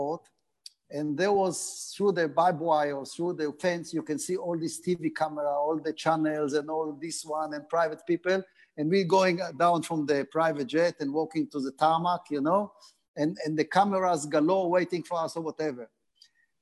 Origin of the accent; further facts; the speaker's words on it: Haifa, Haifa District, Israel; English is a second language; moved away as an adult; now in Australia; I come from Haifa, which have the famous team Maccabi Haifa, and I was part of the junior setup